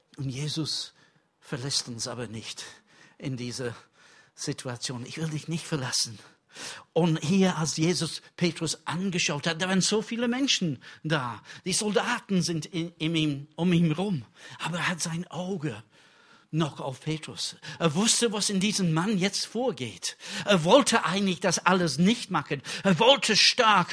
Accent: England, United Kingdom; German is a second language; now in Germany; für mich als Engländer

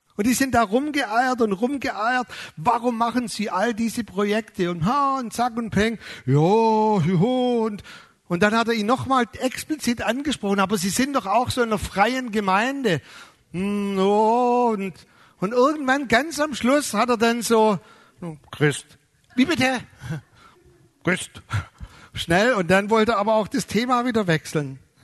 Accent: Germany; wir als Deutsche

